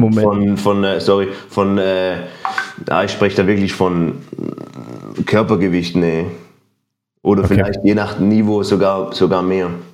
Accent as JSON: {"language": "German", "country": "Switzerland", "said": "ich bin auch Schweizer"}